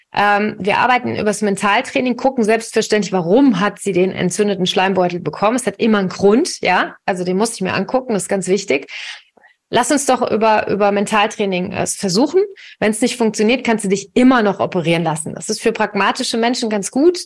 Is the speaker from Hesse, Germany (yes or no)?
yes; Königstein im Taunus, Hesse, Germany; ich komme hier aus Königstein, aus dem Taunus